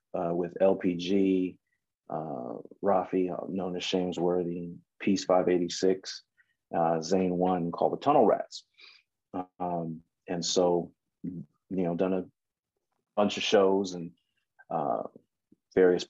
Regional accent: Michigan, United States; now in Southern California, United States; Not originally, but okay. here is home. I was born in Michigan

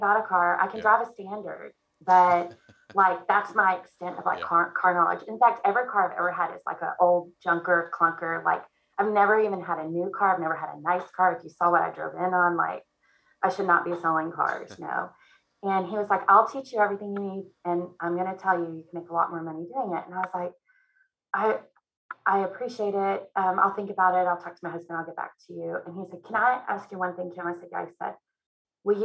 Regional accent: Texas, United States; moved away as an adult; also born or lived in North Carolina; we moved from Texas. I had never lived outside of Texas before

